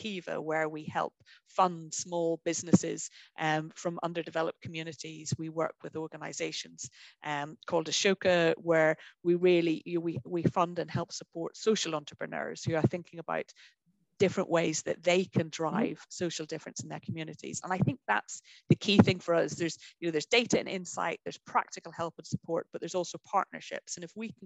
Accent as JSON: {"language": "English", "region": "Northern Ireland", "country": "United Kingdom", "tie": "born or raised there", "said": "I grew up in Northern Ireland."}